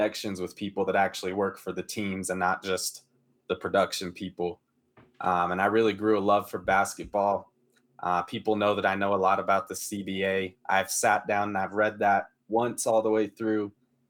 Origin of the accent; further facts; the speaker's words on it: Denver, Colorado, United States; I grew up in Denver, so, you know, it's a big football city. And so obviously grew up a Broncos fan